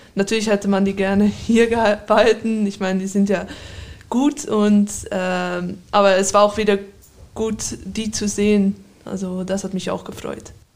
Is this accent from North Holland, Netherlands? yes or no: yes; Amsterdam, North Holland, Netherlands; moved away; Ich bin in Amsterdam geboren